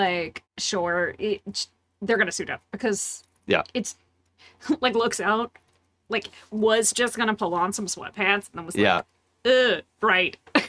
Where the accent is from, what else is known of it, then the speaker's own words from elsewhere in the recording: South Louisiana, United States; I grew up in South Louisiana where, like, there were a lot of French words.